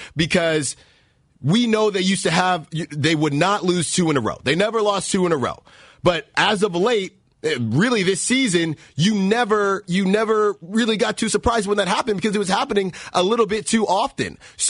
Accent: Alameda, California, United States; I'm from Alameda, too, so shout out Alameda.

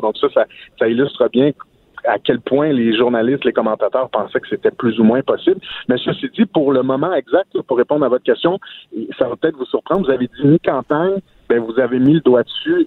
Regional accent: Outaouais, Quebec, Canada; chez nous, en Ottawa

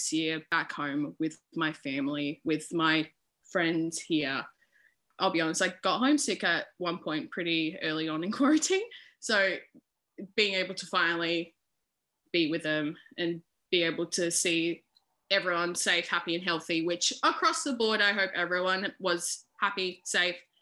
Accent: Adelaide, South Australia, Australia; moved away; I am originally from Adelaide, South Australia

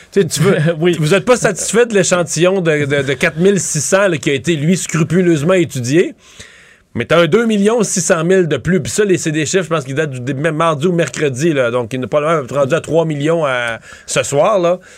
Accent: Rivière-du-Loup, Quebec, Canada; moved away as an adult; also born or lived in Montreal; je viens de Rivière-du-Loup

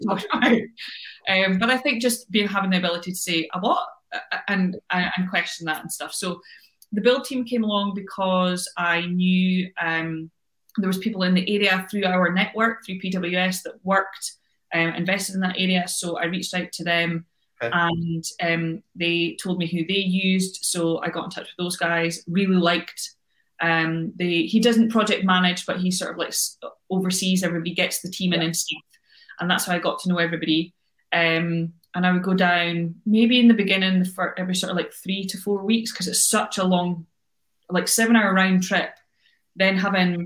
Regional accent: United Kingdom

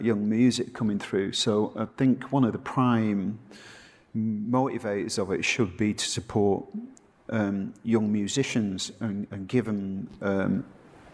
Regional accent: Salford, North West England, United Kingdom; I grew up in Salford

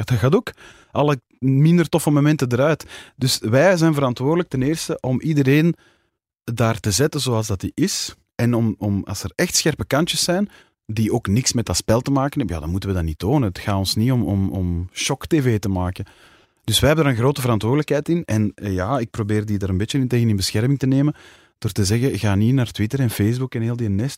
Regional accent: Kontich, Flanders, Belgium; Het is ook mijn heimat, hè. dus ja, daar ben ik ook opgegroeid

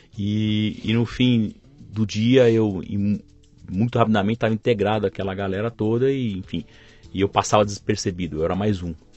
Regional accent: São Paulo, Brazil; Nasci em São Paulo e aqui vivo até hoje

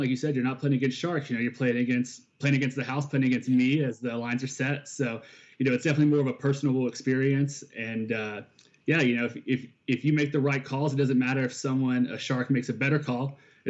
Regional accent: the South, United States; moved away; I'm from the South originally

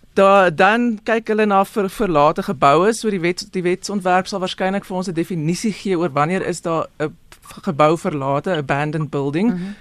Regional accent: South Africa

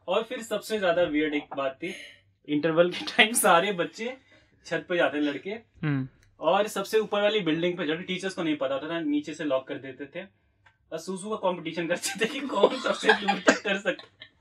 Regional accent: Varanasi, Uttar Pradesh, India; moved away; also born or lived in Delhi; मैं भी बनारस से हूँ

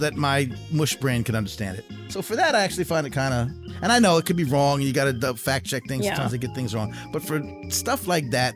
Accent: New York, United States; now in Southern United States; we're from New York

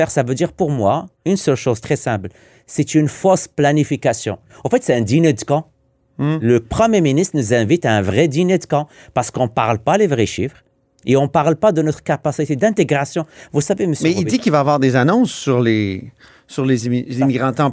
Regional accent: Quebec, Canada; Et moi, ça m'écœure en tant que Québécois.

